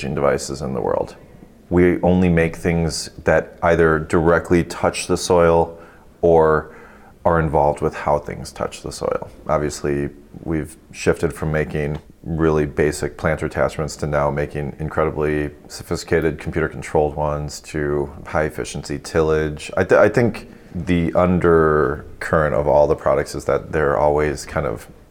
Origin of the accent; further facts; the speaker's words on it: DeKalb, Illinois, United States; also born or lived in Davenport, Iowa / St. Paul, Minnesota; when I was in maybe second grade, we moved to the DeKalb-Sycamore area of Northern Illinois and where we live currently.